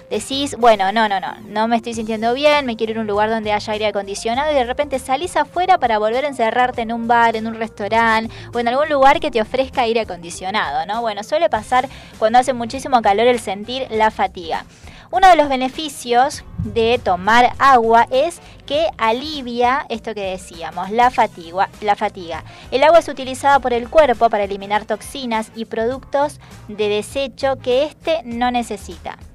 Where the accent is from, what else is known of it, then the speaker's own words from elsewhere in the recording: Salta, Argentina; now in Buenos Aires, Argentina; Yo, por ejemplo, que soy de, de, Salta, la linda